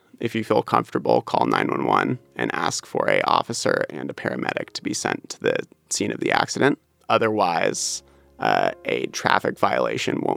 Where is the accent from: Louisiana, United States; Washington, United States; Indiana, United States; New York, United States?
Washington, United States; Seattle; I grew up in Wallingford